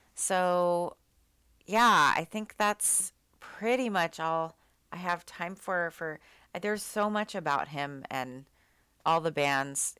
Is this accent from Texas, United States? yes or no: yes; Austin, Texas, United States; now in Seattle, United States; I grew up going to house parties 'cause I'm from Austin